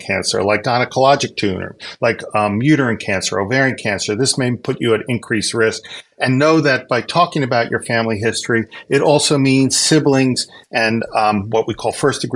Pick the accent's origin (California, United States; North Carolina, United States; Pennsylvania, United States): Pennsylvania, United States; also born or lived in Philadelphia; I was born in Pennsylvania, and I went to school in Philadelphia.